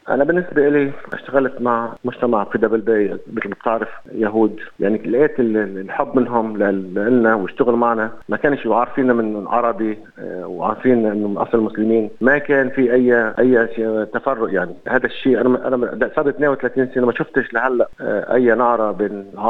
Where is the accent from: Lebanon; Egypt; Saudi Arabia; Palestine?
Lebanon; moved away as an adult; also born or lived in Beirut, Lebanon; now in Sydney, Australia; انا تعودت من لبنان